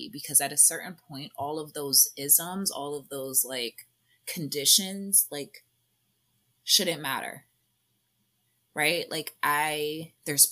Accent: United States; we're Americans, and like, as I mean, even as Black Americans

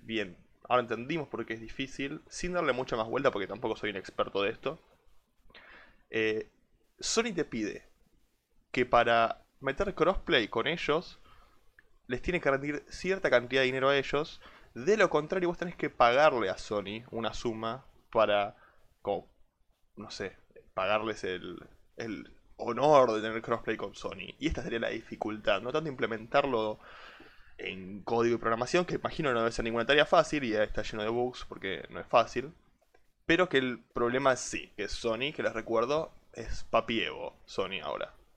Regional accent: Argentina; como argentino

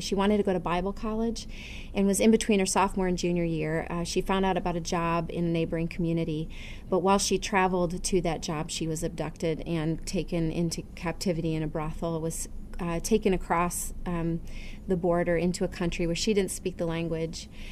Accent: United States; as an American Christian

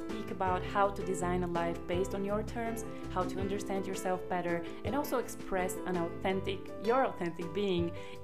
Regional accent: Bulgaria; moved away as an adult; also born or lived in Germany; I feel that I am maybe 80% Bulgarian because I originally come from Bulgaria.

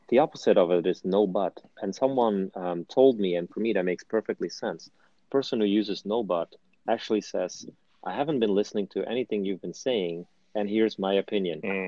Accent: Flanders, Belgium; moved away as an adult; now in United States; my hometown, which is at the Dutch border

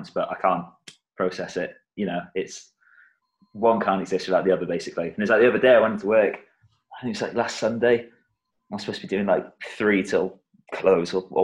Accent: South Wales, United Kingdom; now in Birmingham, United Kingdom; I grew up in South Wales, but I live in Birmingham now

